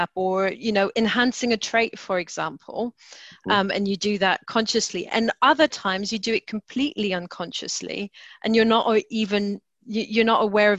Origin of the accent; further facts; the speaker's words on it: France; moved away as an adult; now in United Kingdom; so I was brought up in France, and coming to the UK in my 20s